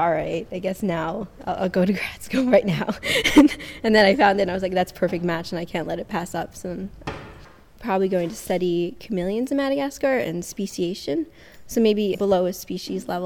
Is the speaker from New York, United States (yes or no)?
yes; New York City, New York, United States; I grew up in Astoria, Queens. So I'm from New York City